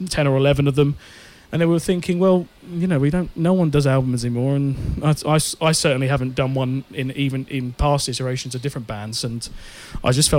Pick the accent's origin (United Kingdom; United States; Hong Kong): United Kingdom; Essex, near Stansted, East of England; moved away as an adult; now in Cambridge, United Kingdom; I'm originally from Essex, near Stansted. I moved this way about 4 or 5 years ago.